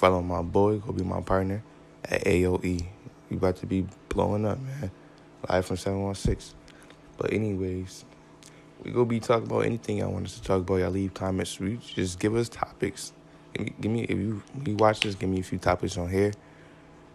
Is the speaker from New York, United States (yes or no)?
yes; New York, United States; I'm from New York. 716, just to be exact.